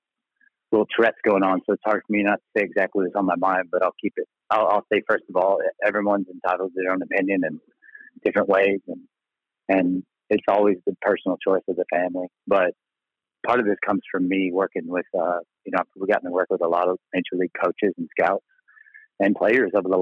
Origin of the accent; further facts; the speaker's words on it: Texas, United States; also born or lived in Mississippi; I'm from Texas